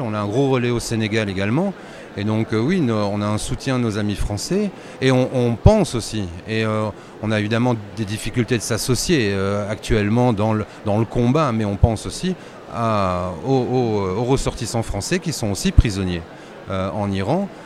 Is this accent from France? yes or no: no; Belgium; chez nous en Belgique